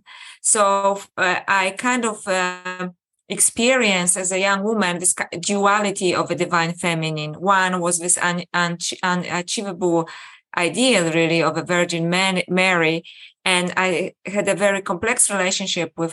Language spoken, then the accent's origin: English; Poland; I was born in Poland and brought up as a Catholic